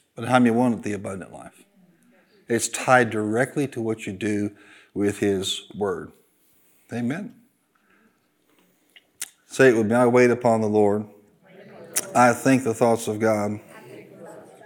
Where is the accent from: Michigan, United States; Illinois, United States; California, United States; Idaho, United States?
Illinois, United States; I'm from Illinois